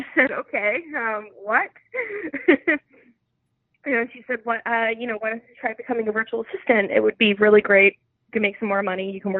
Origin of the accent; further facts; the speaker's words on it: New York City, New York, United States; also born or lived in Bay Ridge, Brooklyn; I grew up in Bensonhurst, Brooklyn, and I moved a whole 20 minutes away to Bay Ridge, Brooklyn, and I've been living here ever since.